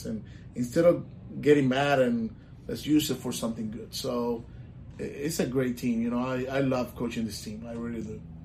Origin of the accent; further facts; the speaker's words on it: Puerto Rico; moved away as an adult; now in Orlando, United States; I'm, I'm from Puerto Rico. I was born and raised in Puerto Rico. I moved to Orlando when I was 25 years old